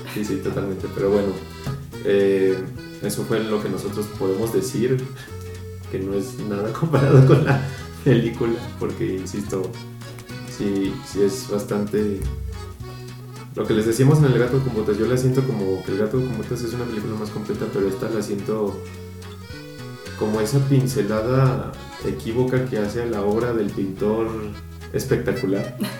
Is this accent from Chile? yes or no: no; Mexico; nosotros como mexicanos